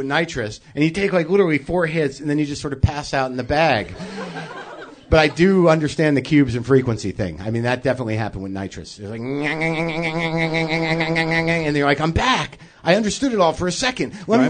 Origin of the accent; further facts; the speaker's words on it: East Coast, United States; now in Los Angeles, United States; I mean, I come from the East Coast where we drive in fire.